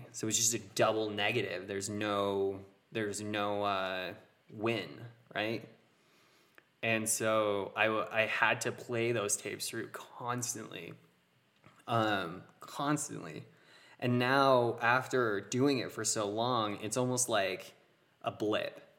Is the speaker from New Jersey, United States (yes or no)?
no; Utah, United States; But We're from Utah, man. You gotta gotta be familiar with it.